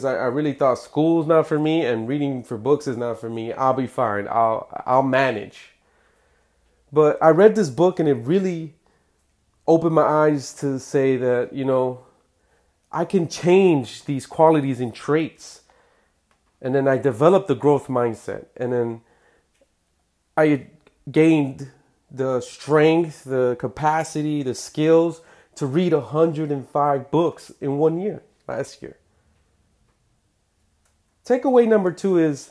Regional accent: Chicago, Illinois, United States; I'm from Chicago

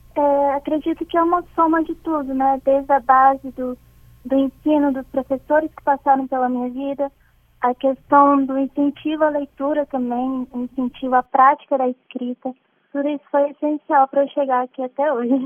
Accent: Bahia, Brazil; now in Linhares, Brazil; estava na minha terrinha natal, que era Bahia

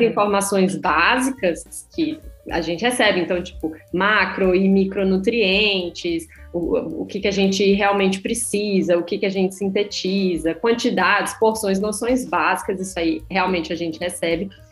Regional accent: interior of Paraíba, Brazil; moved away as an adult; also born or lived in São Paulo; now in Portugal; na cidade onde eu nasci, no interior da Paraíba

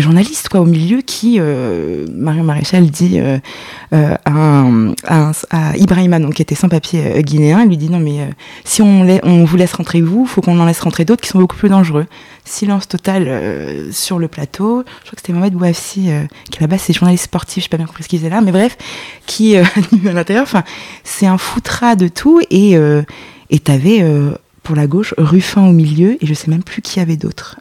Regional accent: Lyon, Auvergne-Rhône-Alpes, France; j'ai grandi à Lyon

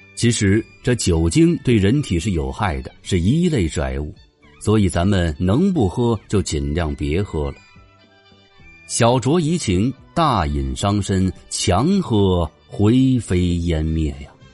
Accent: northern China, China; 我是北方人

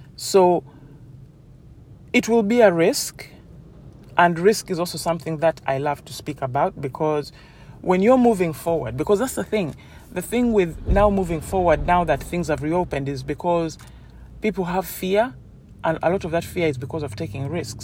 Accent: Uganda; now in United Kingdom; I grew up in Uganda and I was in boarding school

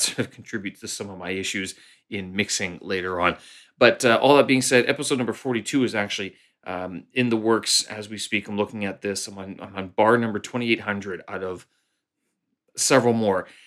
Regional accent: Canada; moved away as an adult; now in Beijing, China; I'm a Canadian expat living here in, uh, Beijing, China.

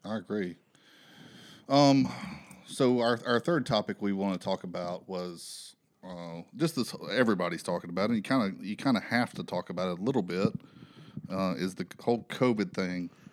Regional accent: Alabama, United States; now in Phoenix, United States; I'm from Alabama

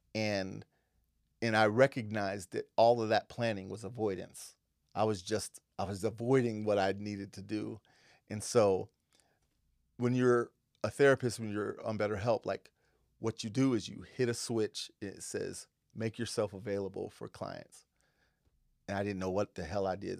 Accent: Western Pennsylvania, United States; now in Seattle, United States; I grew up in Western Pennsylvania

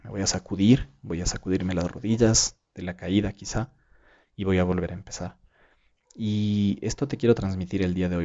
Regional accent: Ecuador; aquí en mi país

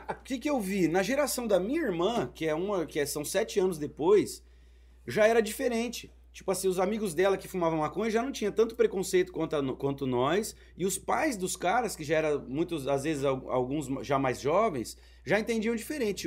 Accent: Maringá, Paraná, Brazil; moved away; Eu vim de Maringá

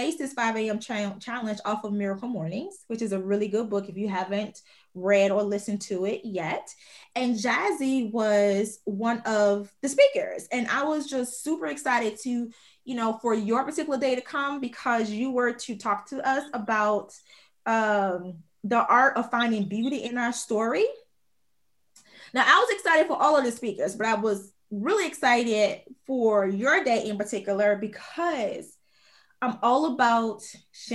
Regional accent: Chicago Heights, Illinois, United States; also born or lived in Minnesota / Georgia / Texas; now in Houston, United States; Born and raised in Chicago Heights, Illinois

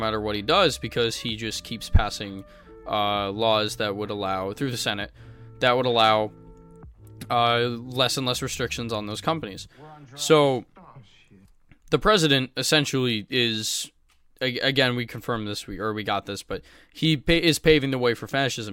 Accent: United States; I'm growing up in the United States of America

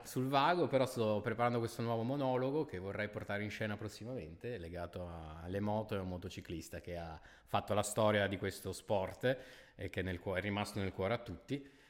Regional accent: Milan, Lombardy, Italy; da milanese

